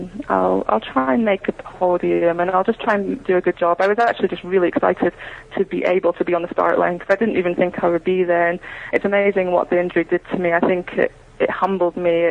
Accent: Scotland, United Kingdom; being British

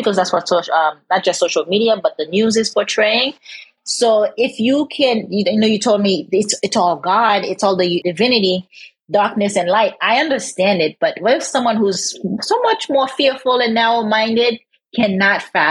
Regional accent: Haiti; I'm from Haiti

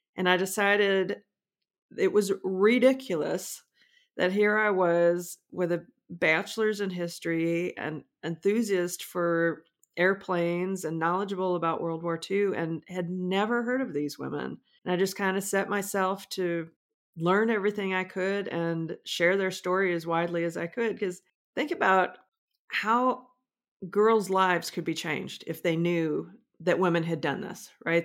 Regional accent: Omaha, Nebraska, United States; I grew up in Omaha, not far from Sac Air Force Base

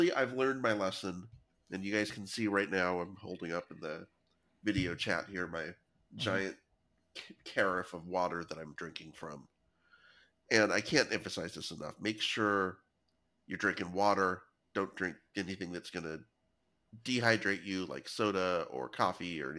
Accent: near Fresno, Central Valley of California, United States; I grew up in the Central Valley where it frequently of California mm-hmm. near Fresno

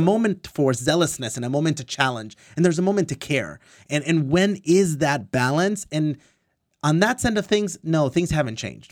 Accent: Orange County, California, United States; I was born and raised in Orange County

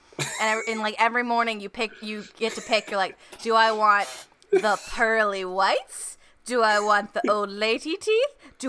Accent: United States; as an American.

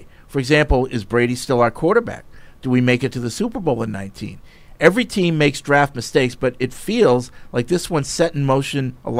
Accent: Canada; as a Canadian, I can confirm number 4 Bobby Orr is revered as an all-time great Canadian hockey player.

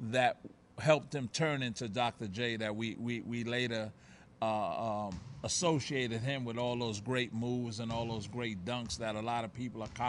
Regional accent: Puerto Rico; born there; the people in Puerto Rico knew that I was born in Puerto Rico.

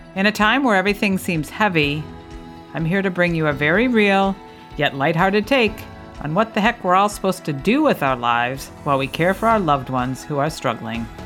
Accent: New England, United States; I grew up in New England

